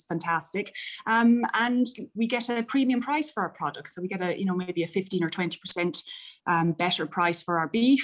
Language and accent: English; County Mayo, Connacht, Ireland; I grew up in County Mayo, but very much surrounded by farms